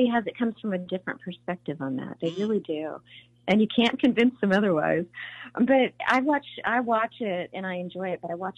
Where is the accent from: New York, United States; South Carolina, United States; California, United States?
California, United States; Burbank; when I was a little kid, I grew up in Burbank